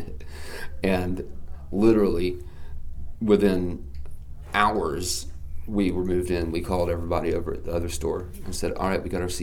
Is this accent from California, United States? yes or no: no; Asheville, North Carolina, United States; this is my hometown